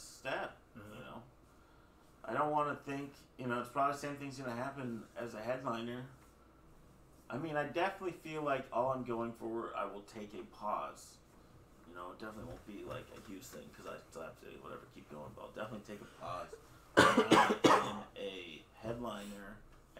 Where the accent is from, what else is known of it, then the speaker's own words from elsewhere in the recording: Plano, Texas, United States; I grew up in Plano